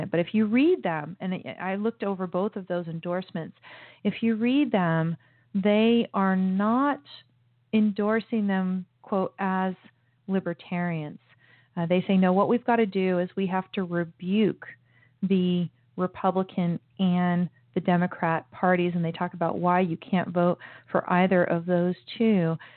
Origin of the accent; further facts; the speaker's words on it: United States; I was born in the United States